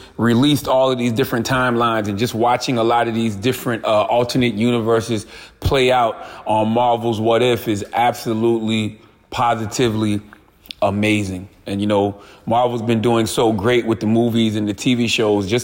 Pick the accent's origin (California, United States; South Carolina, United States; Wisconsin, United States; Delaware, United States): South Carolina, United States; when I was like a young teenager growing up in South Carolina